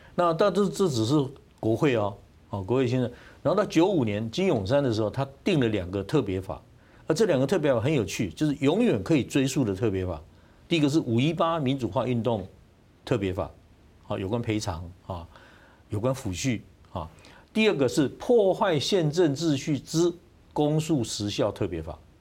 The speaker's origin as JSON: {"language": "Chinese", "country": "Taiwan", "said": "我台湾，我一直在做台韩的比较哈"}